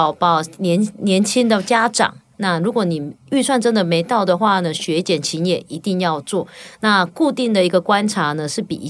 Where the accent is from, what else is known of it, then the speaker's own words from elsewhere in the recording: Taichung, Taiwan; now in Douliu, Taiwan; 那时候我就住台中嘛，我是后来从台中搬到斗六嘛